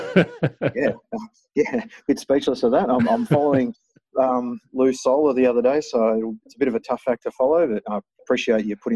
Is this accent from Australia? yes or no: yes; Perth, Western Australia, Australia; I was from Perth, from a motorsport family